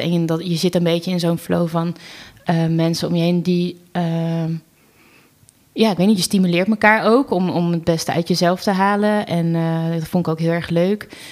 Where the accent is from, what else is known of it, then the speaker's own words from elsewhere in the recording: Wateringen, South Holland, Netherlands; opgegroeid in Wateringen, een dorpje naast